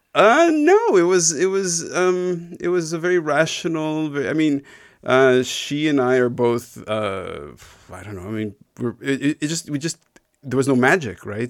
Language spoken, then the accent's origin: English; Canada; growing up in Canada to, I mean, my, my parents, uh, emigrated from Israel